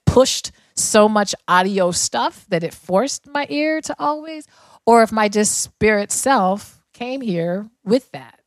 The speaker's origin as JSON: {"language": "English", "town": "Denver", "region": "Colorado", "country": "United States", "tie": "born or raised there", "said": "I grew up in Denver"}